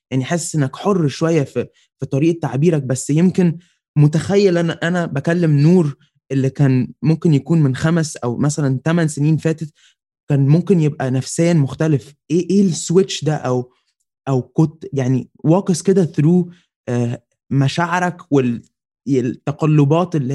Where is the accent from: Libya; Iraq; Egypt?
Egypt; بس احنا عاده كمصريين وعرب ان جنرال قبل ما بن ما بنحكم على ال...